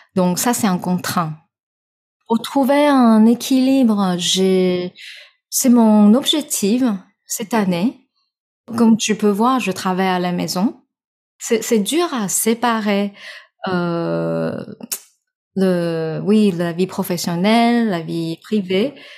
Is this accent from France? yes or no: no; Taiwan; French is a second language; je suis née, je suis 100% taïwanaise.